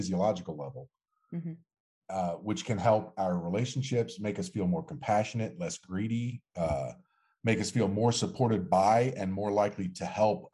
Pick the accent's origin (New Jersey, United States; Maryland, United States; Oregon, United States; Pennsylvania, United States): New Jersey, United States; I'm 100% born and raised in Jersey